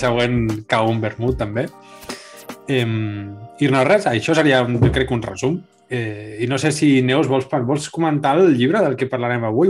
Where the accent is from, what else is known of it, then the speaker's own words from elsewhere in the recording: Catalonia, Spain; now in Copenhagen, Denmark; som els únics catalans que hi ha allí